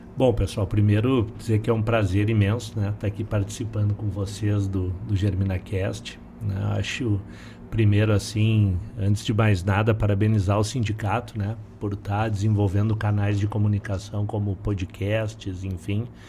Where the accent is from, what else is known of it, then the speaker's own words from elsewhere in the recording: Porto Alegre, Rio Grande do Sul, Brazil; also born or lived in Palmeira das Missões; eu sou de Porto Alegre, na verdade nasci em Palmeira das Missões